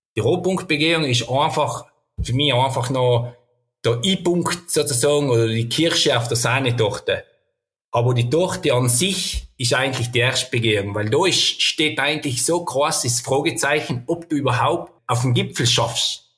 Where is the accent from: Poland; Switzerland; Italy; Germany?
Italy; South Tyrol, Trentino-Alto Adige; bei uns in Südtirol